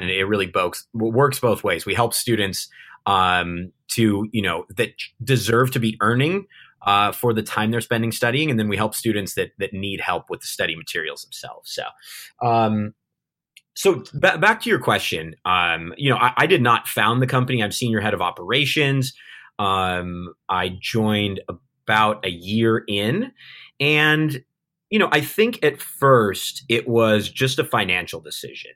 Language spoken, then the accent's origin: English; Southern California, United States; moved away as an adult; now in Cebu City, Philippines; I'm, I'm an American. Uh, I'm, I'm from Southern California.